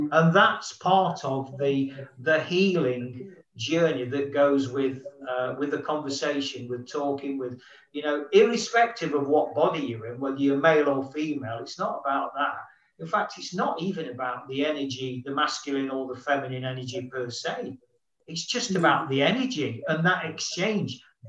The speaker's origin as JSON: {"language": "English", "region": "London", "country": "United Kingdom", "said": "you know, being a not from Nottingham, being a Londoner"}